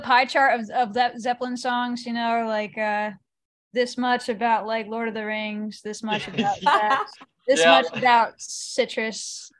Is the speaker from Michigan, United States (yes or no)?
no; Western Massachusetts, United States; I grew up in Western Massachusetts.